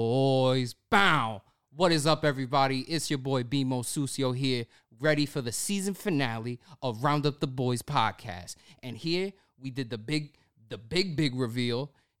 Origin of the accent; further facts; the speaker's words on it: Australia; accent: Brooklyn; I got a Brooklyn accent, but I'm from Australia.